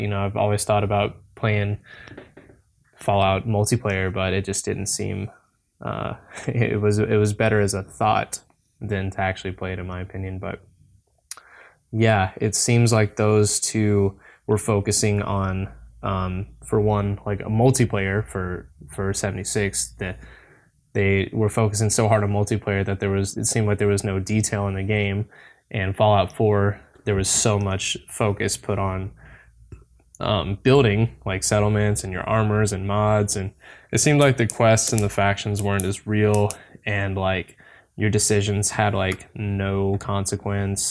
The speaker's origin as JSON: {"language": "English", "region": "Tennessee", "country": "United States", "said": "I'm from Tennessee personally"}